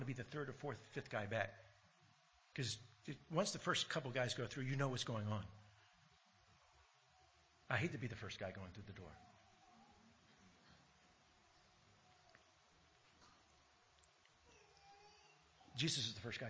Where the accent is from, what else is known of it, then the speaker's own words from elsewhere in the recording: United States; now in Australia; growing up in America and hearing, you know, all the American history